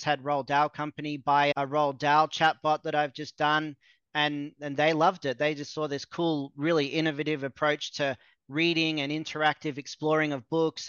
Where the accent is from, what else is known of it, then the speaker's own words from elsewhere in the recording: Australia; moved away as an adult; also born or lived in Mexico; I'm from Australia